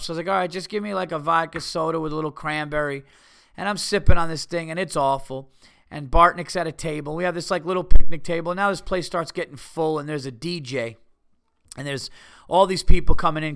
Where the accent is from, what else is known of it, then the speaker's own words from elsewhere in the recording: New York, United States; I'm from New York.